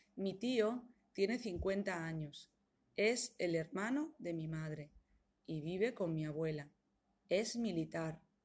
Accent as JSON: {"language": "Spanish", "country": "Spain", "moved": "as an adult", "lives_now": "Italy", "said": "soy española. Soy de España, pero vivo en Italia. Vivo en Italia desde hace 13 años"}